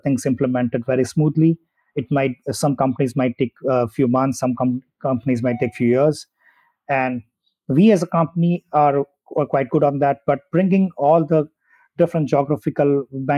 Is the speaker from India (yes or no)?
yes; India; moved away as an adult; also born or lived in Germany; I did my schooling in my hometown. Then I moved to a different city in India to do my engineering. And then I moved to Germany